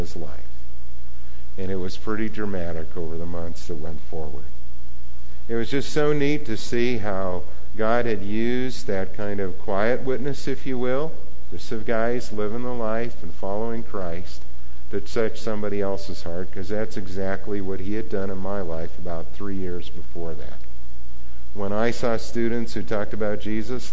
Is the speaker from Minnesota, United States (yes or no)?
yes; Argyle, Minnesota, United States; where I grew up in Argyle, Minnesota